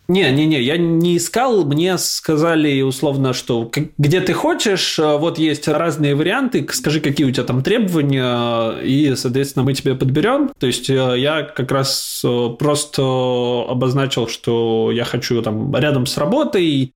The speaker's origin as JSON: {"language": "Russian", "town": "Samara", "region": "Samara Oblast", "country": "Russia", "tie": "born or raised there", "also_born_or_lived": "Moscow, Russia", "moved": "as an adult", "lives_now": "London, United Kingdom", "said": "изначально я из Самары родом, там прожил большую часть жизни"}